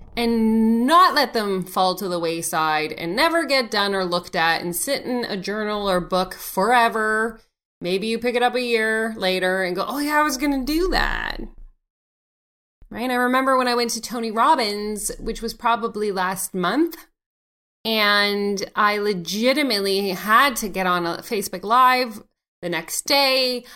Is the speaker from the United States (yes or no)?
no; Canada; C A is for Canada 'cause I'm Canadian